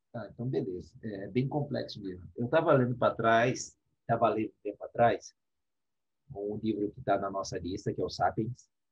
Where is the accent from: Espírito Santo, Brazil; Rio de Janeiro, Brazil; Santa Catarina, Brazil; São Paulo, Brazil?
Espírito Santo, Brazil; nós somos do Espírito Santo